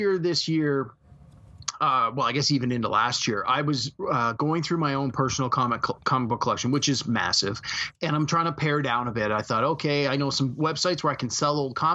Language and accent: English; Canada; as a Canadian